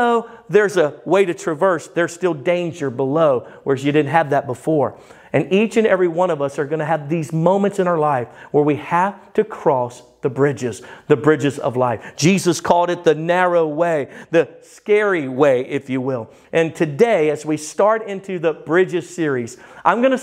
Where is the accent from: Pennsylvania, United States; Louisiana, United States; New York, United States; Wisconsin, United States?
Louisiana, United States; Baton Rouge; now in Texas, United States; I'm from Baton Rouge, Louisiana